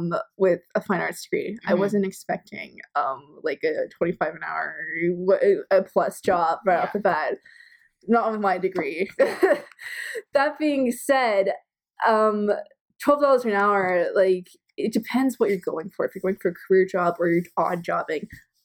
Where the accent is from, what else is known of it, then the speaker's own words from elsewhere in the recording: United States; since we're both American and Mexico and everybody are on one continent